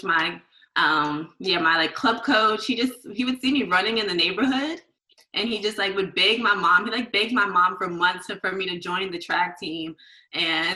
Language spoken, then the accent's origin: English; New York City, New York, United States; I grew up in Queens, New York.